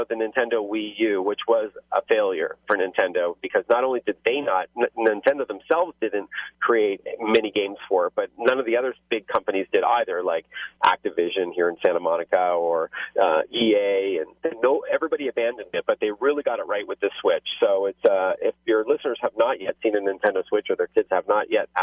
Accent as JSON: {"language": "English", "country": "Canada", "accent": "Canadian", "said": "my Canadian accent"}